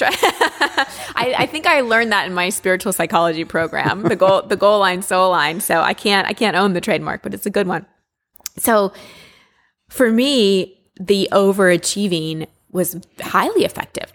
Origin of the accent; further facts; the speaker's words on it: Texas, United States; I, I grew up in Texas